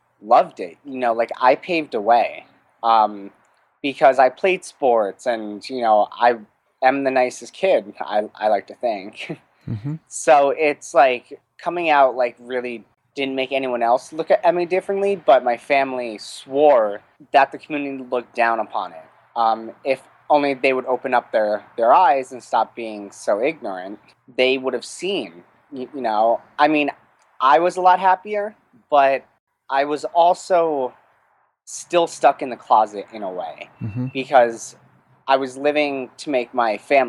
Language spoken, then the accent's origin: English; Wayne, New Jersey, United States; moved away as an adult; now in Los Angeles, United States; I was born in Wayne, New Jersey, raised there until I was 18